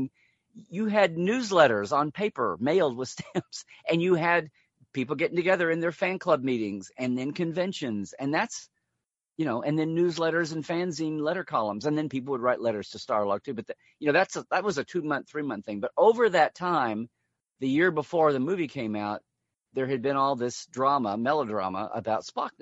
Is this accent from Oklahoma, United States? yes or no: yes; around Norman and Oklahoma City, Central Oklahoma, United States; I was growing up in Oklahoma, Central Oklahoma, around Norman and Oklahoma City